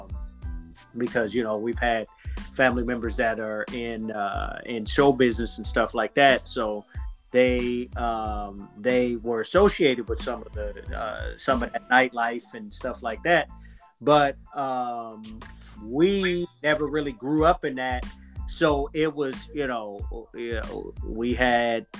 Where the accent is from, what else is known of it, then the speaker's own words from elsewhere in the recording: Los Angeles, California, United States; also born or lived in Compton / Inland Empire; I essentially grew up, went to school in LA all the way until ninth grade